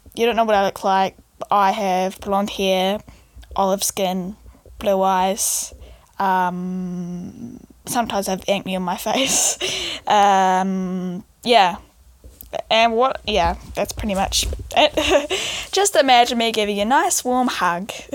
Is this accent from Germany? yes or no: no; New Zealand; I am 16 years old and I come from New Zealand